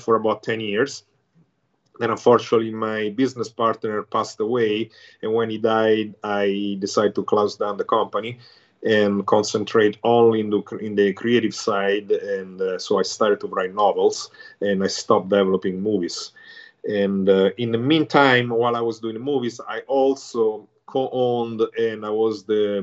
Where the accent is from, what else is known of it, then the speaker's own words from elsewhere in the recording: Rome, Lazio, Italy; moved away as an adult; now in United States; I was born and raised in Rome, Italy, and after my high school, I moved to the United States